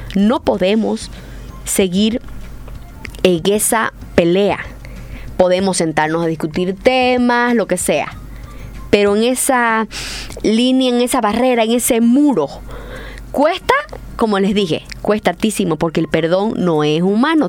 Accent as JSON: {"language": "Spanish", "region": "Santa Cruz", "country": "Bolivia", "said": "Soy católica, soy cruceña, soy boliviana"}